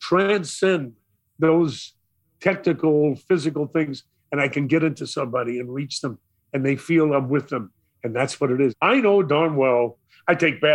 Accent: New York City, New York, United States; I come from Brooklyn

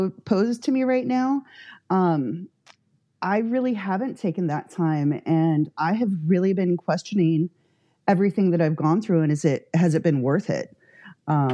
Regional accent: Santa Barbara, California, United States; also born or lived in Santa Ynez Valley; I grew up in Santa Barbara

